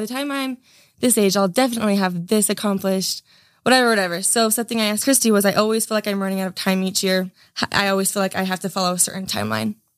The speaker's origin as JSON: {"language": "English", "town": "Gunnison", "region": "Utah", "country": "United States", "tie": "born or raised there", "said": "growing up in Utah"}